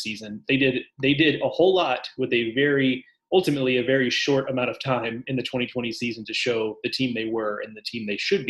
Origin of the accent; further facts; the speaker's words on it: Houston, Texas, United States; growing up in Houston